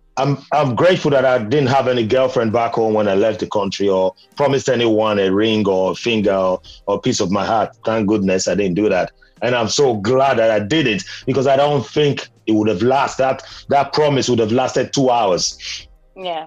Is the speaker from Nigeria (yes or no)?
yes; Benin City, Edo, Nigeria; moved away; Although I grew up in Benin, where uh, my first language is meant to be Edo or Ishan, but I don't speak both.